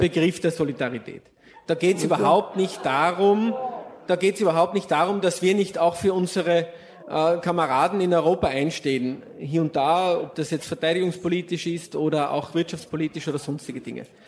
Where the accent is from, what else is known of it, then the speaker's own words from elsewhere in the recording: Austria; als Österreicher